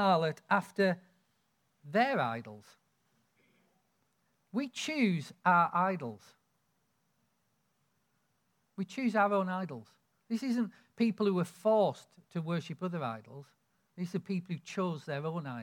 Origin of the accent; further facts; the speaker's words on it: Lake District, North West England, United Kingdom; I grew up in the Lake District